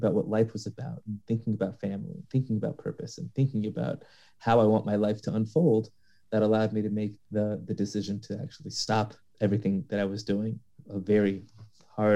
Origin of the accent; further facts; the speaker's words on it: Los Angeles, California, United States; I'm from Los Angeles, born and raised